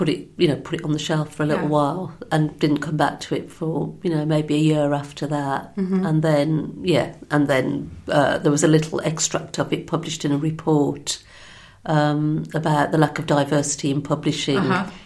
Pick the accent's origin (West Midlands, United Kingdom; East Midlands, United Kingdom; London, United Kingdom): West Midlands, United Kingdom; Birmingham; I'm from Birmingham.